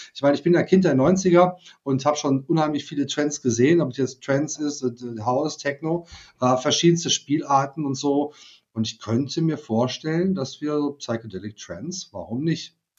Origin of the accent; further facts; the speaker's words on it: Germany; wir als Deutsche